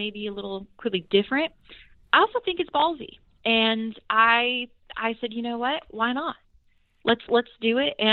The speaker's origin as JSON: {"language": "English", "town": "Bakersfield", "region": "California", "country": "United States", "tie": "born or raised there", "moved": "yes", "lives_now": "Nashville, United States", "said": "the musical history that my hometown has"}